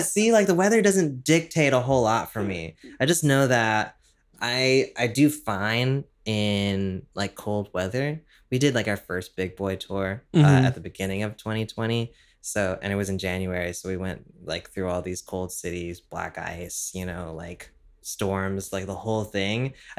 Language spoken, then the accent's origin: English; San Jose, California, United States; also born or lived in Oakland; Yeah, I grew up in like the Bay Area.